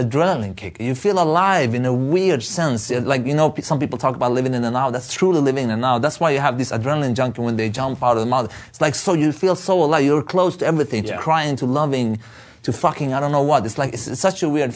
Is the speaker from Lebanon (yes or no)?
yes; Beirut, Beirut Governorate, Lebanon; moved away; I was born in Beirut